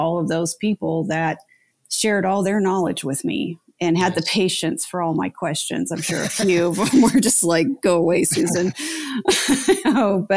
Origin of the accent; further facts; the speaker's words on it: Lafayette, Colorado, United States; I grew up in Lafayette when there was still literally cows not too far outside of town